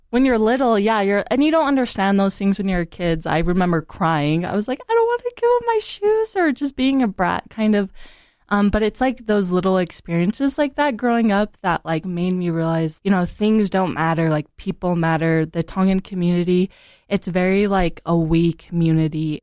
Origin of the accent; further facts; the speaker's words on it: Utah, United States; I'm from Utah County, so I'm also, like, part Caucasian. And so growing up in Utah County